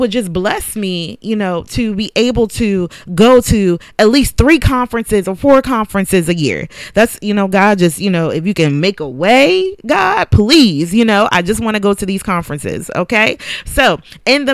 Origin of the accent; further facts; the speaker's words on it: Philadelphia, Pennsylvania, United States; moved away; I was born and raised in Philadelphia, so I knew Philadelphia.